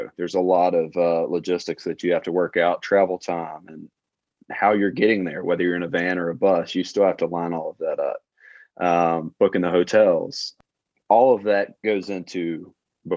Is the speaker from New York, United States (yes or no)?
no; Alabama, United States; I'm from a super small town. I really never left the county line other than a few vacations whenever I was younger, growing up in Alabama